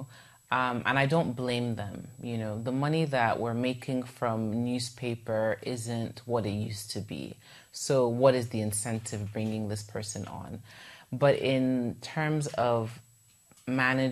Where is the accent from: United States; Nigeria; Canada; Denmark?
Nigeria; Igbo part of Nigeria, South East Nigeria; I'm from the Igbo part of Nigeria. So we do refer to ourselves as the Easterners